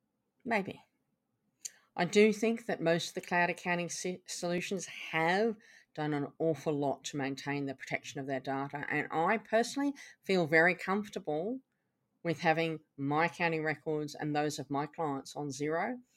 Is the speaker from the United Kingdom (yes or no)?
yes; England, United Kingdom; also born or lived in Canada; now in Australia; I was brought up in England and Canada, and I now live in Australia